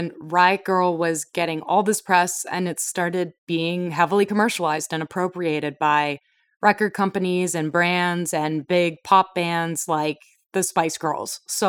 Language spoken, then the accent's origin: English; Toronto, Ontario, Canada; accent: Canadian; I'm from Toronto.